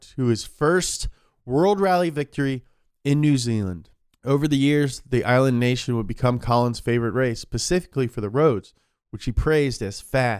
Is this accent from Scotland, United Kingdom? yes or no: yes; Scotland, United Kingdom; oi, but I ain't British, am I? I'm Scottish.